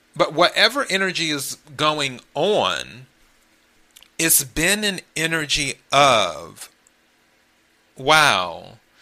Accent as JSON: {"language": "English", "region": "the Carolinas", "country": "United States", "tie": "born or raised there", "also_born_or_lived": "Miami", "moved": "yes", "lives_now": "Los Angeles, United States", "said": "originally I'm from the Carolinas, so I'm a Carolina kid."}